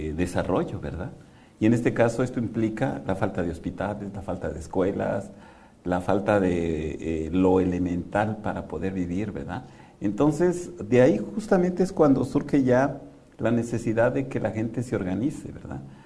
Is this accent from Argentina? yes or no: no; Mexico; lo que somos los mexicanos